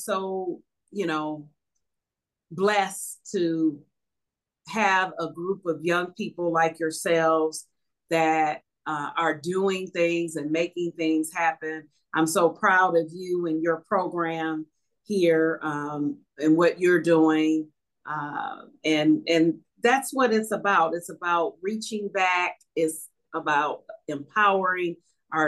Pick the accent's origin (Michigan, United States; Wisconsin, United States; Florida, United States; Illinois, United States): Michigan, United States; Detroit; growing up in Northwest Detroit, I remember it being a clean community